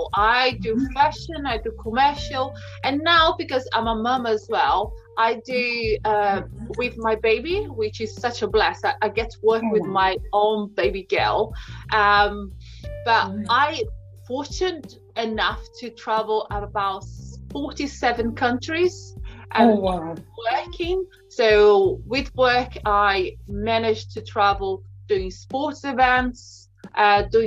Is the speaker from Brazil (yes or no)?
yes; Brazil; moved away as an adult; I'm originally from Brazil, came here